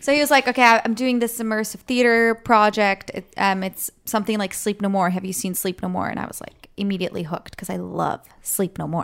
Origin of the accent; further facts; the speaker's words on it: Switzerland; moved away as an adult; now in United States; I'm from Switzerland, And I moved here five years ago.